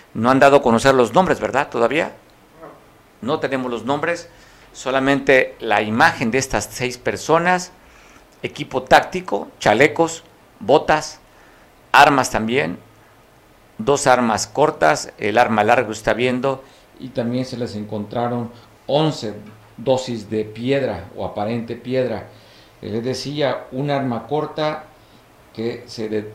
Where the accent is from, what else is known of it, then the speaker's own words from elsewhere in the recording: Costa, Guerrero, Mexico; Es que soy costeño